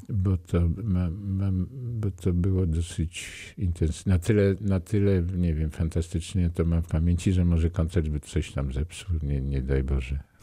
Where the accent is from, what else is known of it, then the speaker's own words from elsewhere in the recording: Nowy Sącz, Lesser Poland, Poland; ja jestem z Nowego Sącza